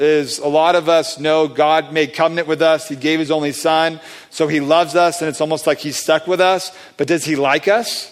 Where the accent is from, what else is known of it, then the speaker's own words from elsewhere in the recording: Southern California, United States; I grew up in Southern California